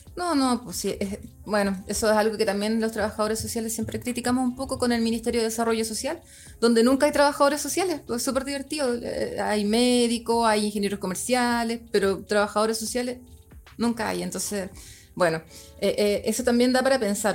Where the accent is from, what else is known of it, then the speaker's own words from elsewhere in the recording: Chile; teníamos como, como familia chilena